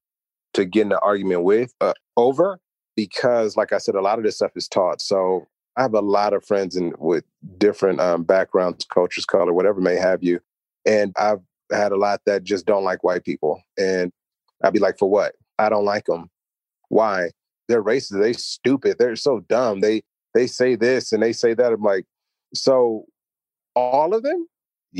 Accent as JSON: {"language": "English", "country": "United States", "said": "I'm American, African American."}